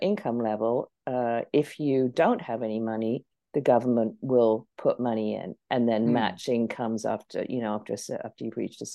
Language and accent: English; England, United Kingdom; I grew up in England